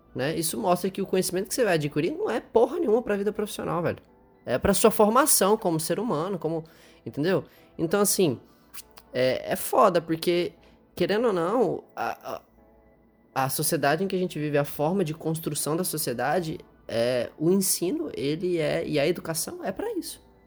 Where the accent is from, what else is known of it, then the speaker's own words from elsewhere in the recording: Palmas, Tocantins, Brazil; moved away; also born or lived in Goiânia, Goiás, Brazil; nasci em Goiânia, voltei para lá, que foi onde a gente se conheceu, e hoje voltei para Palmas, que é onde eu morava depois que eu fui embora de Goiânia quando eu nasci